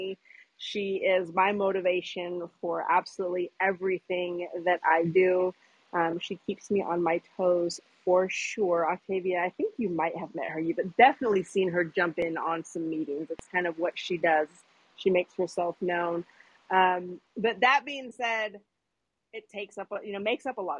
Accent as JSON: {"language": "English", "region": "Washington", "country": "United States", "tie": "born or raised there", "also_born_or_lived": "Seattle, Washington / New York", "moved": "as an adult", "lives_now": "Atlanta, United States", "said": "I reside in Atlanta, Georgia currently, but I'm from Washington State, born and raised, small country town, so grew up very small town."}